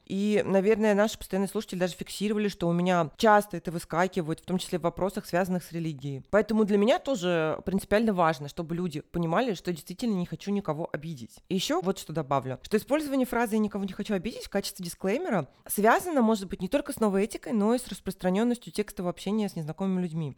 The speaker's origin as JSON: {"language": "Russian", "region": "Moscow", "country": "Russia", "moved": "as an adult", "said": "я как москвичка, пусть и во временном изгнании, ну, скажем, отъезде"}